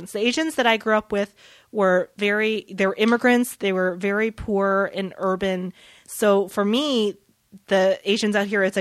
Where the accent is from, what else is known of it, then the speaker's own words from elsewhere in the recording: the South, United States; experienced growing up in the South.